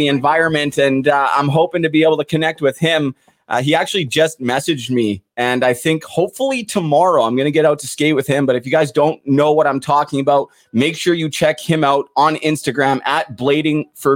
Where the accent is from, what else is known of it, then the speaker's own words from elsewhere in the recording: Port Coquitlam, British Columbia, Canada; I'm actually from Port Coquitlam, the same hometown she was from as well